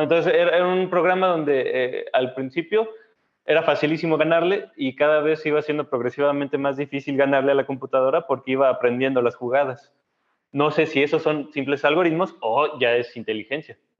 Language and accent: Spanish; Saltillo, Coahuila, Mexico; yo crecí en Saltillo